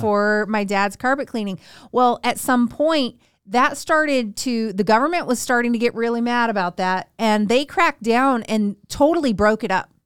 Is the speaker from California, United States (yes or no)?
yes; rural Northern California, United States; being from rural, like, Northern California, where it's all farmland